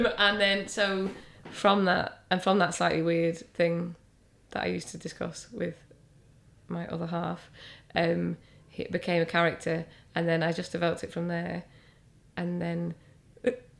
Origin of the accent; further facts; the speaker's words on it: the North, England, United Kingdom; I'm from the North